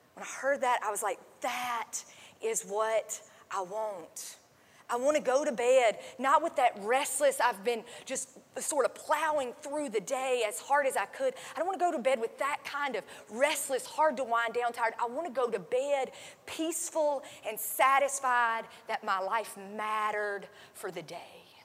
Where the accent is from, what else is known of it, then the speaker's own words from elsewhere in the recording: North Carolina, United States; I am from North Carolina